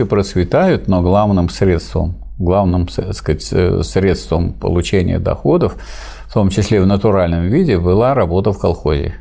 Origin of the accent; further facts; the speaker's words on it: Staroklinskoye village, Pervomaysky District, Tambov Oblast, Russia; в селе Староклинском Первомайского района Тамбовской области, откуда я родом